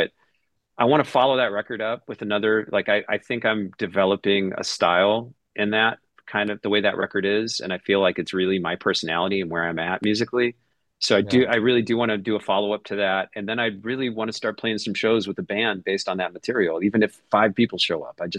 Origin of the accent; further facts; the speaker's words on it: Chicago, Illinois, United States; growing up in Chicago